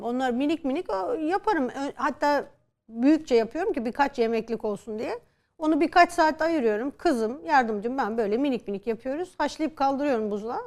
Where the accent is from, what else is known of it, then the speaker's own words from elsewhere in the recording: Turkey; Türk olarak, Müslüman olarak, kadın olarak